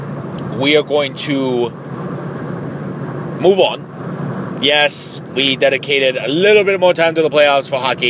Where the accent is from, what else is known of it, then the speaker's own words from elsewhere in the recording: Tijuana, Baja California, Mexico; I was born in Tijuana, Mexico